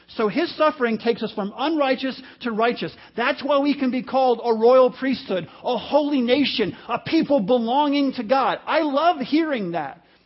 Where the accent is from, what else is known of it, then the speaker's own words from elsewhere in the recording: New York, United States; most of my childhood, I grew up in the New City Garden Apartments in New York